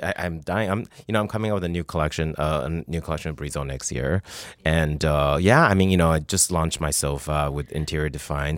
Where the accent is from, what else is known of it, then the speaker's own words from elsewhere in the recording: Taiwan; moved away; also born or lived in Canada; I grew up in Taiwan